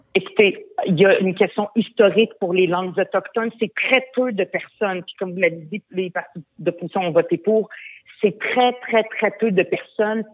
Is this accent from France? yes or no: no; Montreal, Quebec, Canada; French is a second language; je suis arrivée au Québec à l'âge de 10 ans. Je ne parlais pas un mot de français.